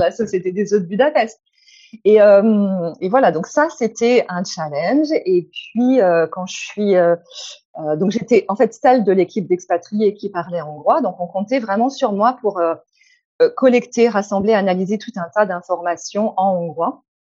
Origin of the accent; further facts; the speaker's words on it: France; moved away as an adult; also born or lived in Hungary; je suis française ou je suis hongroise